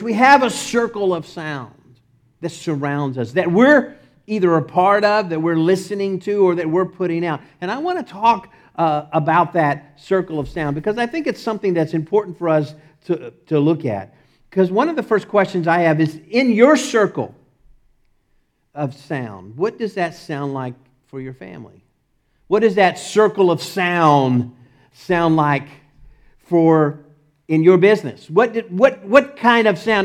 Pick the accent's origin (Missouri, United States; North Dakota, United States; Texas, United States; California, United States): Texas, United States; accent: Texas; my Texas accent